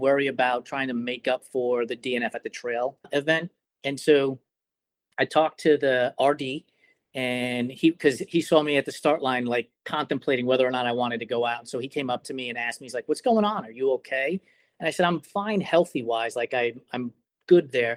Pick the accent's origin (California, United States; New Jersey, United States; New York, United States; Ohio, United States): New York, United States; I'm from New York